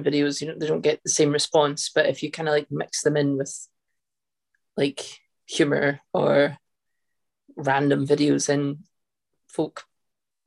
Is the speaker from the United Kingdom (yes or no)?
yes; Scotland, United Kingdom; I'm Scottish